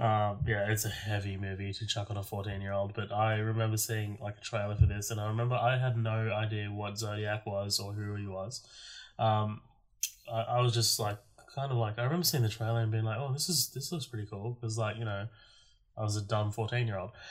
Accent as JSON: {"language": "English", "country": "Australia", "said": "I'm an Australian"}